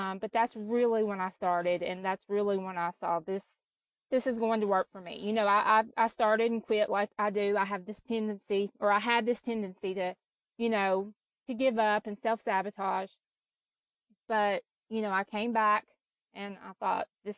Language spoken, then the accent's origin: English; Kentucky, United States; now in Tennessee, United States; I was raised in Kentucky and I've lived in Tennessee for the last 20 years